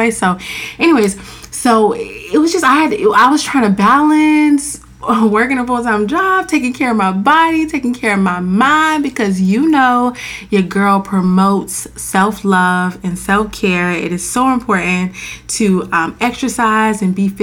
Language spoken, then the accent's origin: English; Florida, United States; moved away as an adult; now in Washington, DC, United States; I'm from Florida